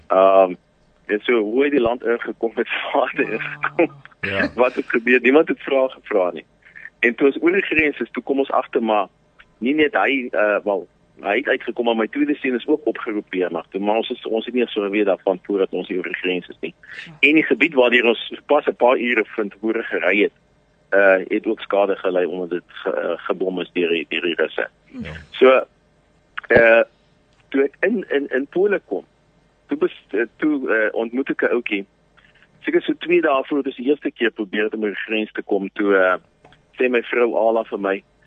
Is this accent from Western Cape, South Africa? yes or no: yes; Paarl, Western Cape, South Africa; moved away as an adult; now in Vinnytsia, Ukraine; ek het in die Parel groot geword